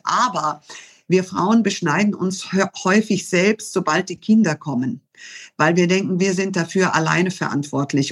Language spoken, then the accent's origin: German; Germany; so viel Deutsches, weil ich hier geboren und hier aufgewachsen bin